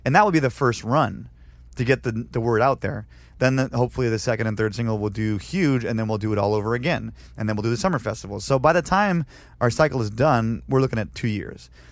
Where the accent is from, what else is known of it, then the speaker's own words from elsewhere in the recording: Canada; moved away as an adult; now in San Diego, United States; I'm still a Canadian citizen